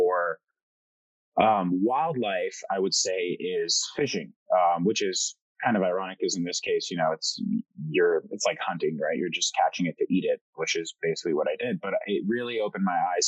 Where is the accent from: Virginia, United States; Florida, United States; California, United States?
Florida, United States; Miami; first language French; English is a second language; also born or lived in Paris, France; moved to Miami when I was 2 months old, was raised in a French household. French was my first language. Then I learned Spanish second growing up in Miami.